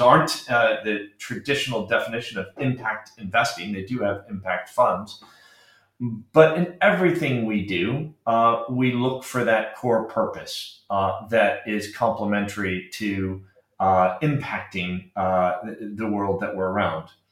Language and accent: English; Arizona, United States; moved away as an adult; also born or lived in Britain; now in United Kingdom; I uh, grew up in Arizona.